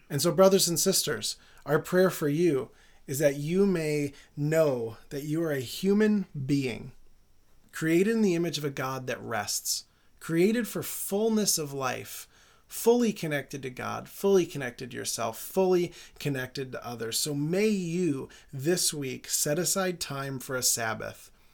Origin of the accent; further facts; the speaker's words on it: United States; also born or lived in Jerusalem; as an American